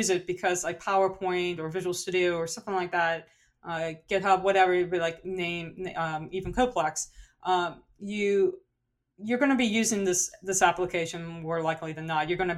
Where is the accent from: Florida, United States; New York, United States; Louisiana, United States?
Louisiana, United States; New Orleans; accent: New Orleans; my New Orleans accent